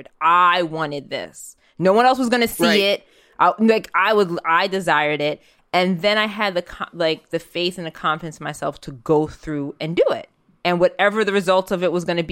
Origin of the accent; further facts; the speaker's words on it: New York City, New York, United States; I'm a kid that grew up in New York City